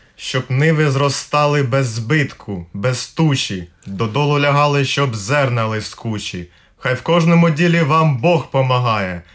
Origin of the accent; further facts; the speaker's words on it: Ruska Poliana, Cherkasy Oblast, Ukraine; now in Riga, Latvia; я з Черкаської області, це Руська поляна